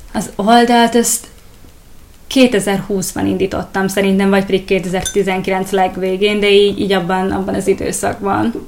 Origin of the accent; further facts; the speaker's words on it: Hungary; now in Budapest, Hungary; ide költöztem, én, én egyébként vidéki vagyok